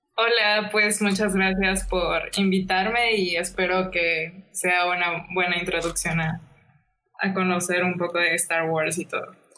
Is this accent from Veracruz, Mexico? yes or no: no; Mexico City, Mexico; now in Mérida, Mexico; yo estoy viviendo en Mérida, soy de la Ciudad de México, pero vivo en Mérida